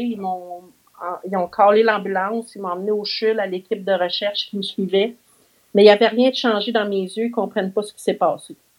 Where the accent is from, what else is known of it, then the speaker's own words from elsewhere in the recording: Saint-Pierre-les-Becquets, Quebec, Canada; je suis née en 1970 à Saint-Pierre-les-Béquets. C'est un petit village euh, pas trop loin de Trois-Rivières.